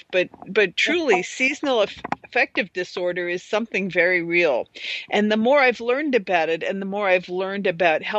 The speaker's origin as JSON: {"language": "English", "region": "New York", "country": "United States", "tie": "born or raised there", "said": "we grew up in New York, and we haven't seen many of these people since grade school"}